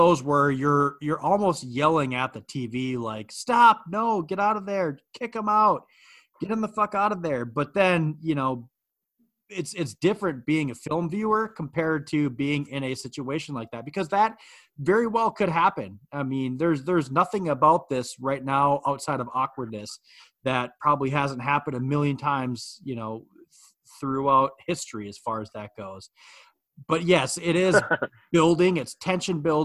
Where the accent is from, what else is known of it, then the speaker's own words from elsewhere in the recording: United States; we're American viewers